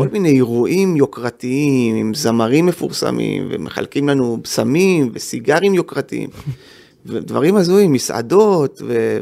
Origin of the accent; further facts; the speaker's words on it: Jerusalem, Jerusalem District, Israel; also born or lived in Givat Ze'ev; אני גדלתי, אני נולדתי בגבעת זאב, שזה יישוב סמוך לירושלים